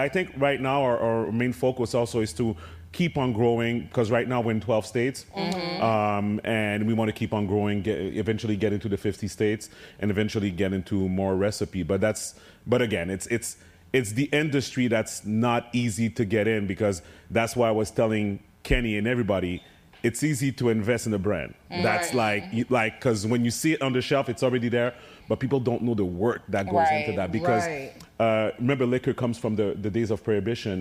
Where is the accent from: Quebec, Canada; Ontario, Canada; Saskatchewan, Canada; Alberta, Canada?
Quebec, Canada; Montreal; my hometown of Montreal